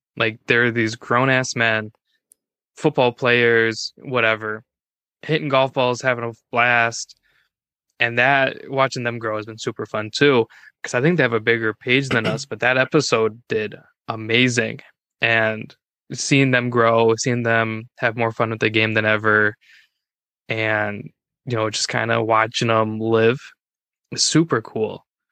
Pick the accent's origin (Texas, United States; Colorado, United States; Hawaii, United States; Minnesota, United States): Minnesota, United States; I'm from Minnesota.